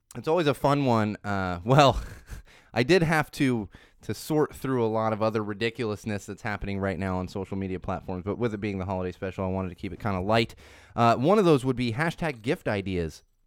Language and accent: English; Poway, California, United States; also born or lived in Miami, Florida; I grew up in Poway, California, which is technically not San Diego, but you tell, yeah, I grew up in San Diego